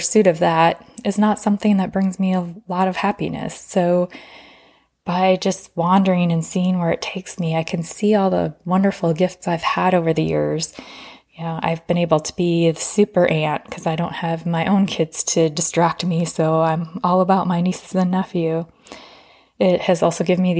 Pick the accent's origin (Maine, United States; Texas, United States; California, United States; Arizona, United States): Arizona, United States; I come from Arizona where it's sunny 300 days of the year